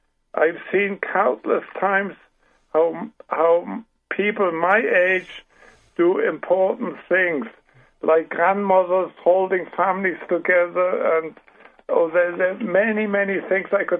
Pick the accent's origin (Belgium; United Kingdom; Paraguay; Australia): Paraguay; accent: German; English is a second language; now in United States; I was only half a year old when we traveled the ocean, and so I grew up in Paraguay